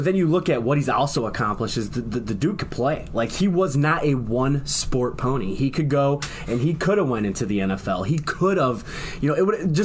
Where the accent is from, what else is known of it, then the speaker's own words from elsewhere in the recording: Firelands High School, Ohio, United States; I'm from Firelands High School.